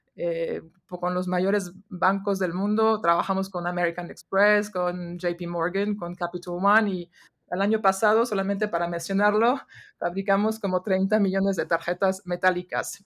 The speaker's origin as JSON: {"language": "Spanish", "country": "France", "tie": "born or raised there", "second_language": "Spanish", "moved": "as an adult", "lives_now": "Mexico", "said": "crecí en Francia"}